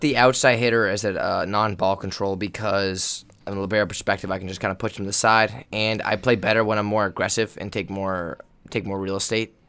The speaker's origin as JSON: {"language": "English", "region": "Northern California", "country": "United States", "said": "I'm from Northern California, Joe and I are from Northern California"}